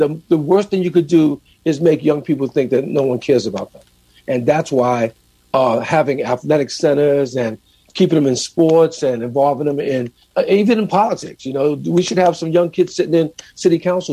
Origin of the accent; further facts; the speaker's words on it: New York City, New York, United States; growing up in New York City